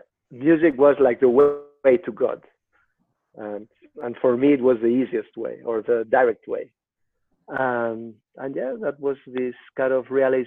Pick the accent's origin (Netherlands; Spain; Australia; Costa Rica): Spain; Madrid, Community of Madrid; I am from Madrid